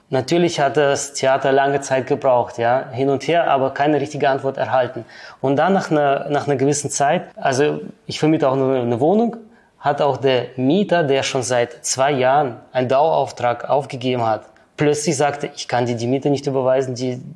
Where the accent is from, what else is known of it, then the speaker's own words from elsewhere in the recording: Switzerland; Ich bin Schweizer Bürger.